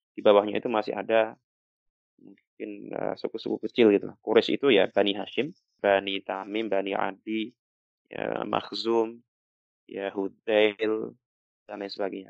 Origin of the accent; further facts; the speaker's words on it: Java, Indonesia; sebagai anak Jawa